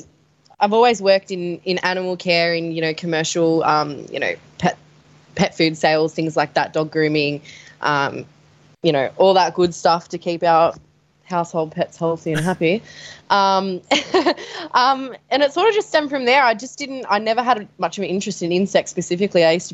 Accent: Sydney, New South Wales, Australia; I'm from Sydney

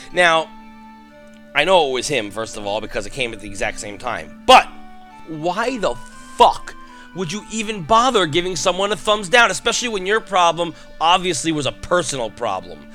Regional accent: New York, United States; I'm from New York

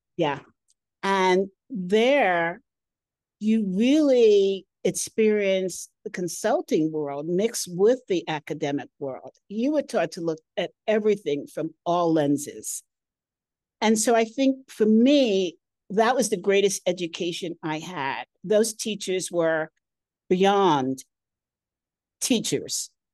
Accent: United States; moved away as an adult; now in Colorado, United States; I'm from New York, New Jersey

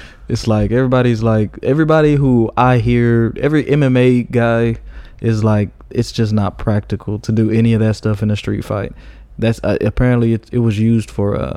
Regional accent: Midland, Texas, United States; also born or lived in Dallas, Texas / Oklahoma City, Oklahoma; I grew up in Texas, yeah. I grew up in West Texas for the most part

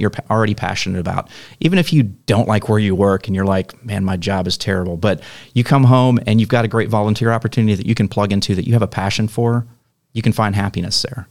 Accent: Mesquite, Texas, United States; moved away as an adult; also born or lived in Arlington; now in Rowlett, United States; I came from Mesquite originally. That's where I grew up.

